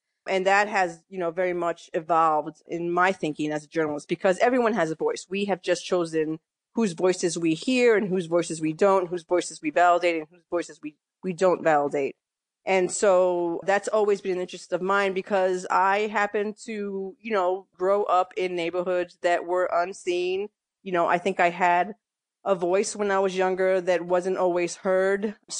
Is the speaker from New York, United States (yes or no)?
yes; Bronx, New York, United States; also born or lived in Massachusetts / Connecticut; No, I grew up in New York, mostly in the Bronx. I was the middle of, you know, three kids, three sisters. And we moved around later, you know, when I was about 18, 19, my dad started to move us around between New York, Massachusetts, and Connecticut for his job.